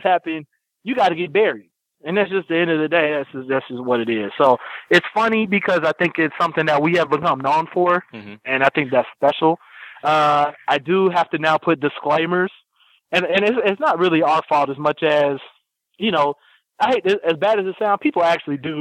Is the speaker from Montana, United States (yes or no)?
no; Lawton, Oklahoma, United States; also born or lived in Ohio; now in Oakland, United States; I was born in Oklahoma, in Lawton, Oklahoma in 1983